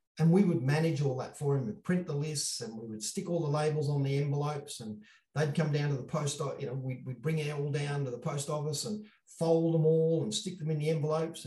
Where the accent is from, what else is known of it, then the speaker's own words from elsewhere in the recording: Australia; I'm from Australia